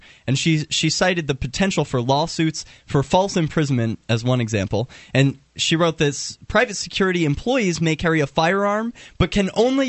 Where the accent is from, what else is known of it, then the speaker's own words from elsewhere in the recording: New Jersey, United States; I'm from Jersey